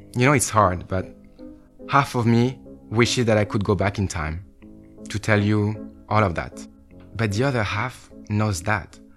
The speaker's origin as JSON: {"language": "English", "town": "Bordeaux", "region": "Nouvelle-Aquitaine", "country": "France", "tie": "born or raised there", "said": "Growing up in Bordeaux, perhaps the most bourgeois city in all of France"}